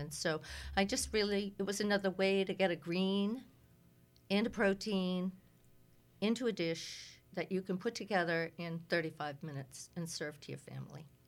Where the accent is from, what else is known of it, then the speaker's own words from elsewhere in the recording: Cape Ann, Massachusetts, United States; I was raised, uh, around a lot of Swedes on Cape Ann.